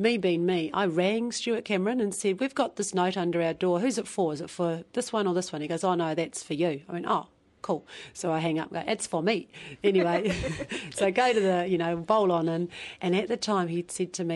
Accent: Taranaki, New Zealand; Here in Taranaki. Right? Taranaki, born and bred

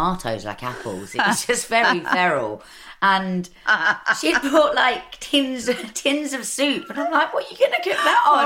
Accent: London, United Kingdom; moved away as an adult; I was born in Camden. I'm an East London girl, really

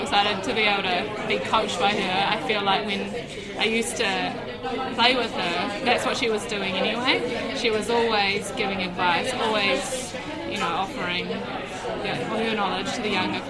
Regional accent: New Zealand; I'm a Kiwi and I love New Zealand

